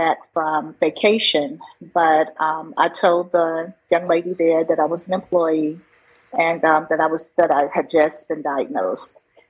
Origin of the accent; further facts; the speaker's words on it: Newark, New Jersey, United States; now in Conyers, United States; I am from Newark, New Jersey.